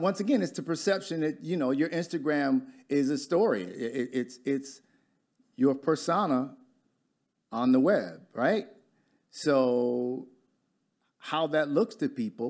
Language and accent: English; Detroit, Michigan, United States; accent: Michigander; moved away as an adult; now in Dallas, United States; I'm from Michigan, I've only been here five or six years, but I still talk as a Michigander